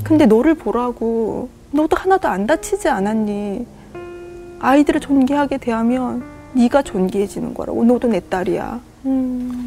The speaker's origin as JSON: {"language": "Korean", "region": "Busan", "country": "South Korea", "moved": "yes", "lives_now": "Gapyeong, South Korea", "said": "제가 부산 사람이라"}